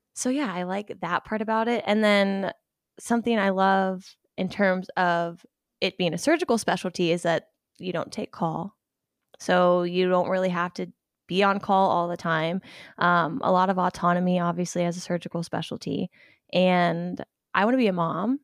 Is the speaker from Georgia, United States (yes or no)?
no; Ohio, United States; I'm from Ohio. Um, pretty much grew up my whole life there